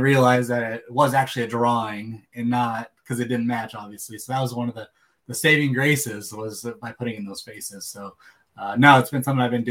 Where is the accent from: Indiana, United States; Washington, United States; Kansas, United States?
Washington, United States; Seattle; growing up in Seattle area